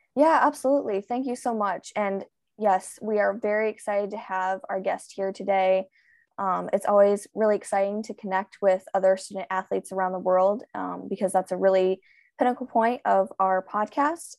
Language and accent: English; United States; I am a swimmer from the United States